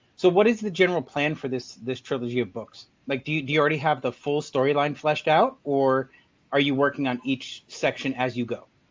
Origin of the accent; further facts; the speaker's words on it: United States; I grew up in America